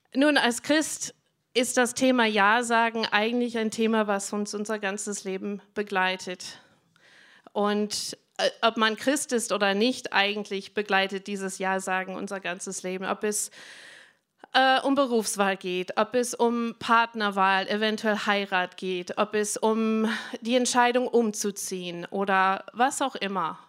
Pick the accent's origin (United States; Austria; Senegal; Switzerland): United States; German is a second language; moved away as an adult; now in Germany; ich bin Amerikanerin, aber ich bin schon ewig in Deutschland